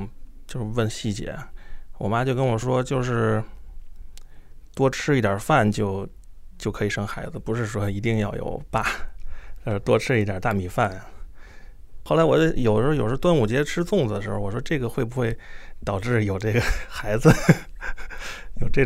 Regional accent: Gucheng, Hebei, China; born there; 我是在干校出生的， 这个干校在河北省那个故城，他们是知青从内蒙这个往回调嘛，嗯，就调到那那个地方，那地方离北京一两个小时的路程，就是说在那个地方呃相识的，然后我就是在那儿出生的。

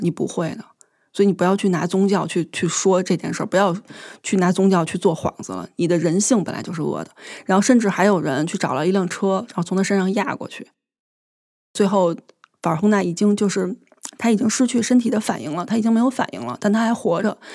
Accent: China; 我是中国人

